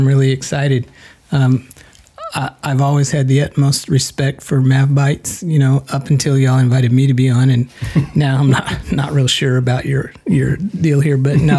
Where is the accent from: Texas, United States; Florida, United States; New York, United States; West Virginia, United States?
Texas, United States; Pearsall; born or raised there; also born or lived in San Antonio, Texas